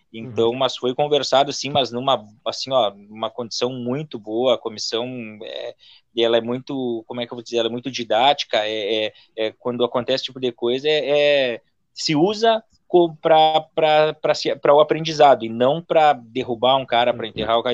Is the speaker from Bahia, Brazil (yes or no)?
no; Santana do Livramento, Rio Grande do Sul, Brazil; eu sou de Livramento, era delegacia de Bagé, mas a minha, a minha cidade é Livramento